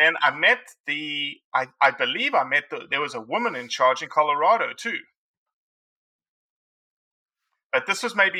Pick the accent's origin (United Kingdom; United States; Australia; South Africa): South Africa; moved away; growing up in South Africa, Cody, I don't know what it's like growing up.